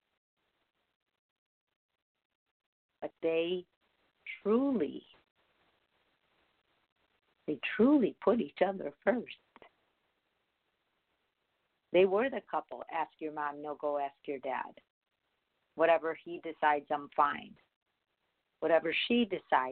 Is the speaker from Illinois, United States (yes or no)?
yes; Chicago, Illinois, United States; when I was growing up in Chicago